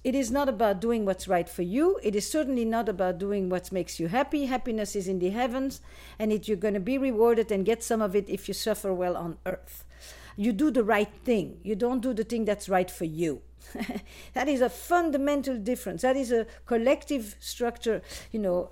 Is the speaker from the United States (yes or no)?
no; Flanders, Belgium; moved away; I am from Belgium originally, in case you wanna know about my accent.